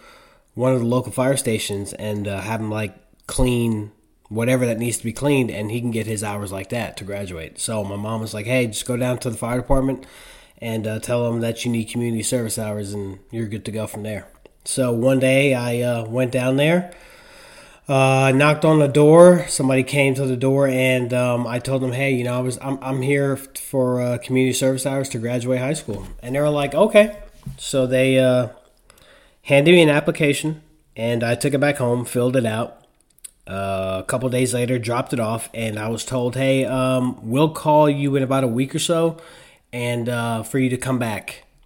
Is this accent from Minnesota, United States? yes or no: no; Spring Valley, New York, United States; I was born and raised in Spring Valley, New York, in Rockland County.